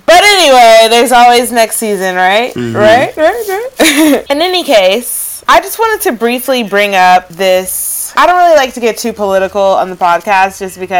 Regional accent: Atlanta, Georgia, United States; moved away; my hometown heroes. You know, that's my city down there.

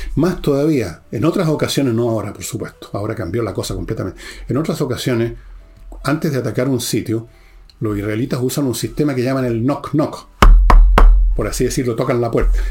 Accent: Chile; soy chileno

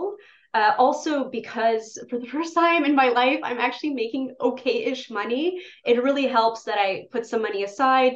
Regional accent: Poland; moved away; In Poland, my home country

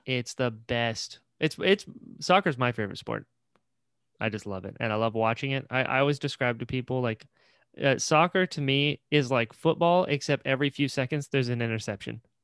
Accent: Florida, United States; also born or lived in Elizabeth City, North Carolina; But we lived in Maple, and then when I was six, moved down to Florida.

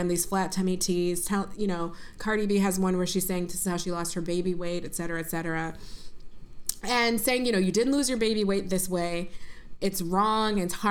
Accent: Buffalo, New York, United States; moved away as an adult; also born or lived in Princeton, New Jersey; growing up in Buffalo, New York

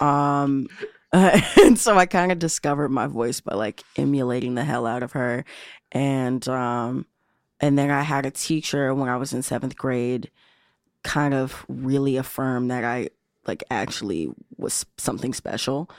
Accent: Chicago, Illinois, United States; I grew up right here in Chi City

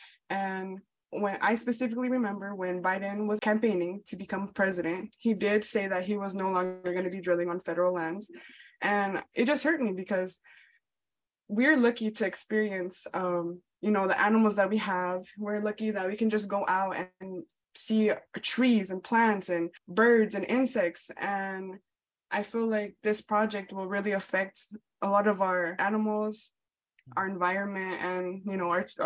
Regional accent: Chicago, Illinois, United States; also born or lived in Colorado; now in Tulsa, United States; I'm from Chicago. I just moved from Colorado to Tulsa.

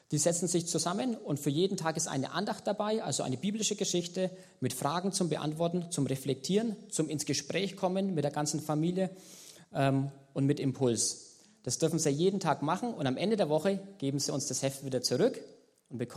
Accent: Germany; now in Madagascar; Während wir als Deutsche eher äh, zu den Top 10 der reichsten zählen, ist hier eben genau das Gegenteil der Fall.

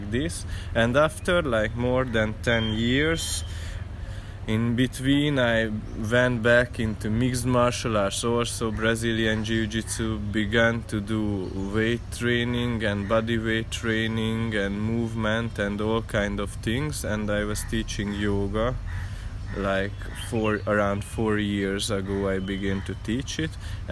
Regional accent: Hungary; moved away; I came from Hungary

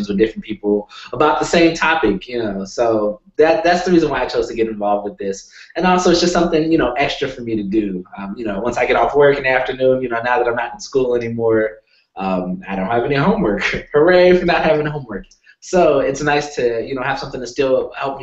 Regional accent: Sacramento, California, United States; also born or lived in San Francisco, California / Denver, Colorado; So I'm from California. I was born in San Francisco, and San Francisco is very diverse.

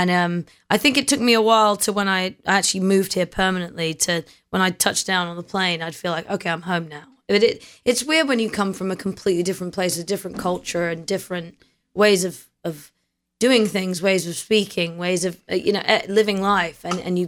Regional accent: London, United Kingdom; moved away; also born or lived in New Zealand; I was born in London in a place called Kingston-upon-Thames, which sounds very regal

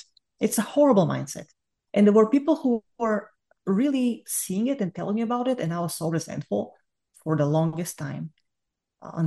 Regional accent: Bulgaria; accent: Bulgarian; English is a second language; moved away as an adult; I am Bulgarian, you can hear from my accent, I can't get rid of it to save my life

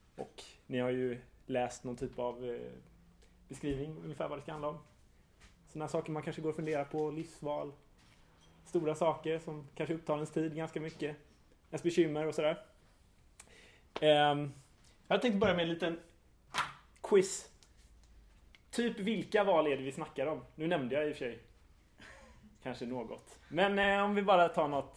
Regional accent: Hajom, Västra Götaland, Sweden; i Hajom, där jag är uppvuxen

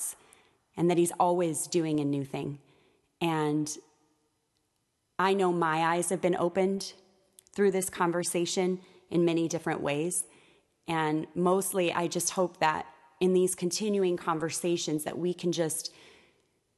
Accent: Chicago, Illinois, United States; moved away as an adult; now in Austin, United States; I moved to Austin 2.5 years ago, and I'm from Chicago

